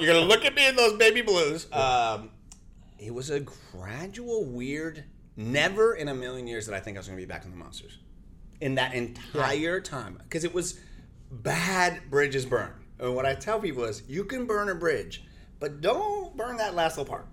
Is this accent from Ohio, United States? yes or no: no; Central Florida, United States; first language Spanish; English is a second language; also born or lived in New York; We only spoke Spanish. It was 1986 in Florida